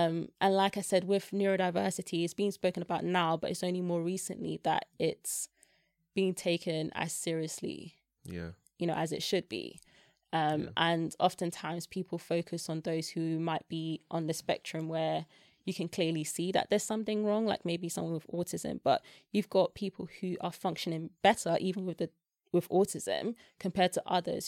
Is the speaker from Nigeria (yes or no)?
yes; Nigeria; like I said, I'm Nigerian.